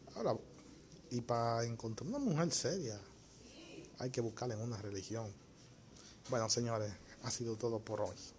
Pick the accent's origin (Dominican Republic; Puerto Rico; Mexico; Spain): Dominican Republic; mi país, o sea, República Dominicana